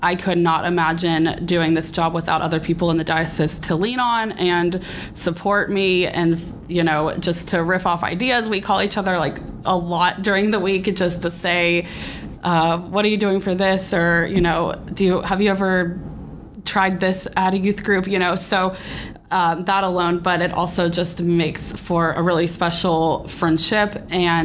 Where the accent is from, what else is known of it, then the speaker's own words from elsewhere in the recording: Memphis, Tennessee, United States; I am from Memphis. I grew up actually at Calvary